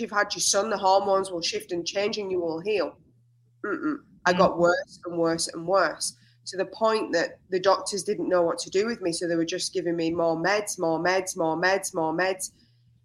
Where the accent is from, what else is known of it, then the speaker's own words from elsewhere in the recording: England, United Kingdom; moved away as an adult; now in Australia; So I'm an English woman that arrived in Australia 16 years ago